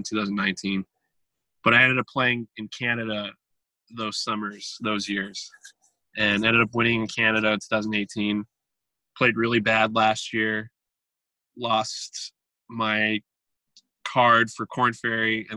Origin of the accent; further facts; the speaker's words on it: Southern California, United States; our house where we grew up in Southern California